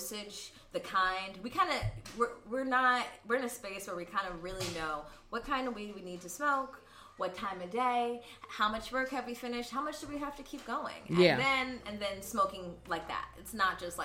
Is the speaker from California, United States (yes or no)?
yes; Los Angeles, California, United States; Both my parents are from Philly, but I grew up here since I was like three or four. So I've been in the Valley my whole life